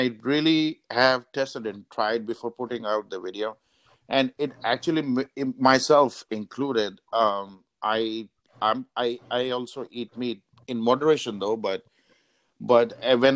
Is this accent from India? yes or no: yes; India; moved away; I am Indian myself